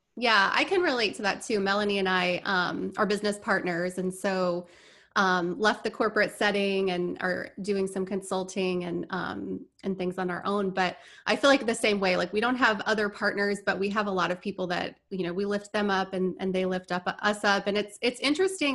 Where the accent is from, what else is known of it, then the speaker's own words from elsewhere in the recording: Indiana, United States; moved away as an adult; also born or lived in Orlando, Florida; now in Tampa, United States; I grew up in Indiana